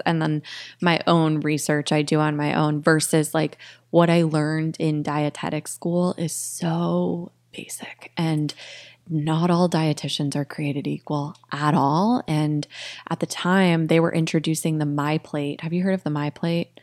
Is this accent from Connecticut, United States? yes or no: yes; Connecticut, United States; moved away as an adult; also born or lived in Florida / Storrs (UConn), Connecticut / Boston, Massachusetts; now in Austin, United States; I grew up in Connecticut, went to Yukon, and then lived in Boston for eight years before I moved here last year